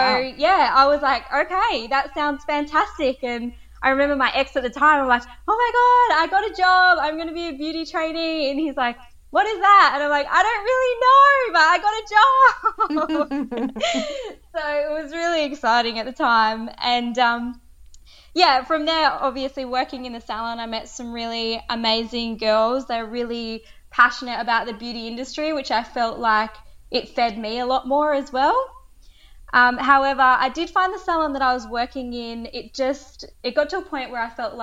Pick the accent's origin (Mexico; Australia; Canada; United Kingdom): Australia; Esperance, Western Australia; also born or lived in Karratha; So originally I grew up in Esperance and I moved to Karratha at about 18 or 19